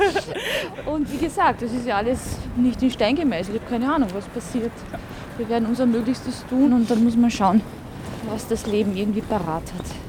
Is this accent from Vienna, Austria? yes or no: no; Carinthia, Austria; Im Süden, in Kärnten, Koroschka, in einer slowenischen Familie